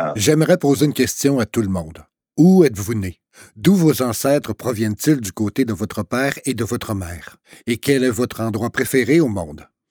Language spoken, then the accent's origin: French; Flin Flon, Manitoba, Canada; Je suis né et j'ai été élevé à Flin Flon, au Manitoba